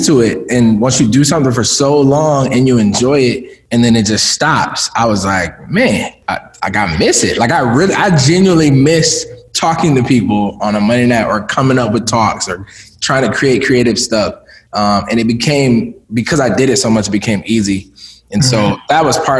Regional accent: Minneapolis, Minnesota, United States; also born or lived in Jackson, Mississippi; I was born in Jackson, Mississippi. Okay. But my mother moved up here, up to Minneapolis when I was a baby. Like I legit don't remember. All my memories of growing up are in Minneapolis.

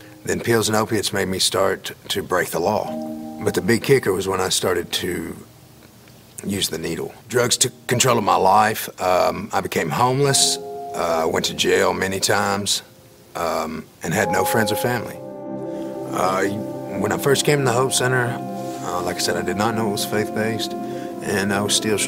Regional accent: Atwood, Tennessee, United States; I was born and raised in Carroll County, Tennessee, a little town called Atwood.

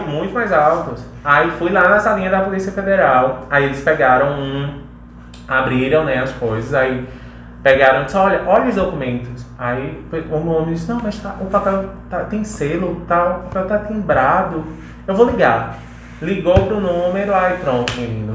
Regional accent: Ceará, Brazil; eu venho lá do Ceará

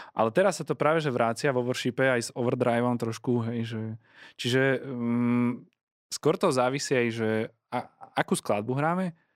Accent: Prievidza, Trenčín Region, Slovakia; moved away; spoločenstvo PR, odkiaľ pochádzam

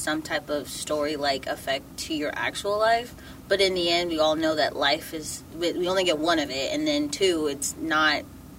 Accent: Dallas, Texas, United States; moved away; also born or lived in Louisiana; I'm originally from the Dallas area.

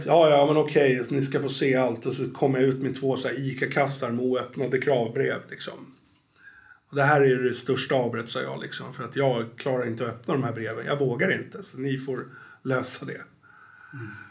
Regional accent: Stockholm, Stockholm County, Sweden; accent: Stockholm; moved away; also born or lived in Norrtälje; Jag är ju född i Stockholm, men jag har bott 20 år i Norrtälje.

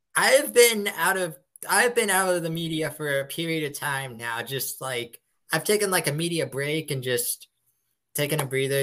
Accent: Erie, Pennsylvania, United States; my hometown

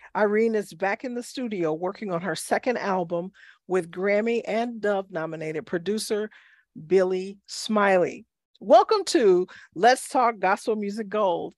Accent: Chicago, Illinois, United States; I grew up in Chicago, which is the home of gospel music

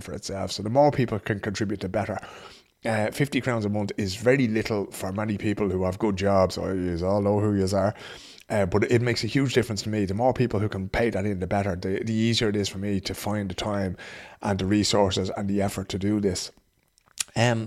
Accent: Ireland; now in Sweden; we pride ourselves in our hospitality as Irish people

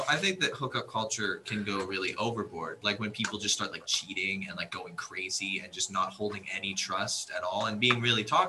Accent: Canada; moved away as an adult; now in United States; I'm Canadian

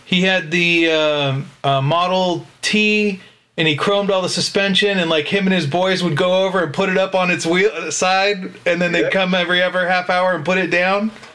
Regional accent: Sacramento, California, United States; I grew up in Sacramento

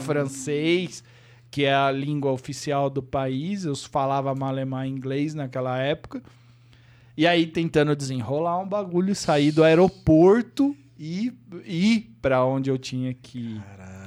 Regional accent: Avaré, São Paulo, Brazil; moved away as an adult; now in São Paulo, Brazil; eu nasci em São Paulo, mas eu fui com um, ah, é. um ano de idade, eu fui para uma cidade do interior chamada Avaré

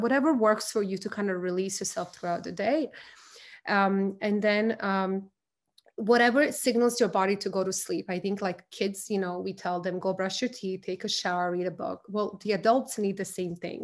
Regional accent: Croatia; moved away; I'm from Croatia.

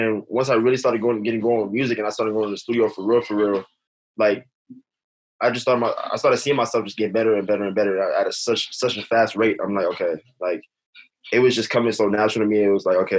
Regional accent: Los Angeles, California, United States; I'm next to like, I don't know if you heard of Baldwin Hills

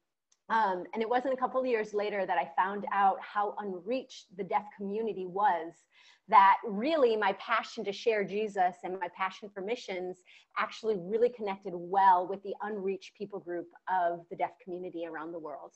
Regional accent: Chicago, Illinois, United States; moved away; also born or lived in Bulgaria; I'm originally from Chicago, Illinois

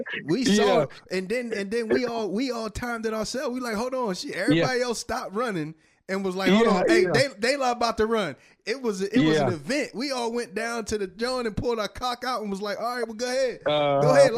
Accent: Camden, New Jersey, United States; moved away as an adult; I grew up in Camden

